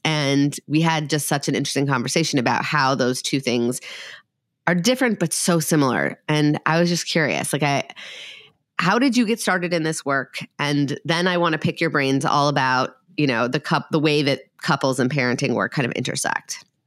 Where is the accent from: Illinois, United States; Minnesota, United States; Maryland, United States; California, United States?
Minnesota, United States; I'm from Minnesota